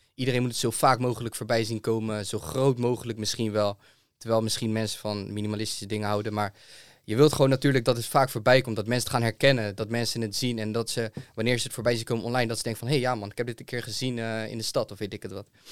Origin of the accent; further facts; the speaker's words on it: Zeeland, Netherlands; also born or lived in Rotterdam / Amsterdam; ik kom zelf uit Zeeland.